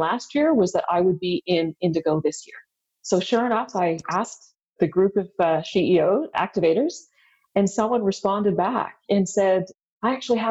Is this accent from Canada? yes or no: yes; Ottawa, Ontario, Canada; also born or lived in India; I grew up in Ottawa